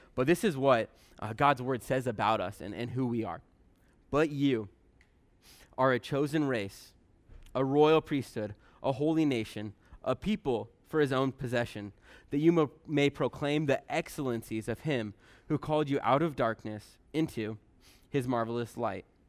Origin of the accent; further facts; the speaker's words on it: Bremerton, Washington, United States; I'm from Bremerton originally